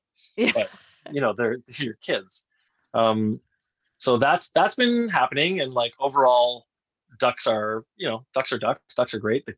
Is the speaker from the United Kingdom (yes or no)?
no; Canada; As a Canadian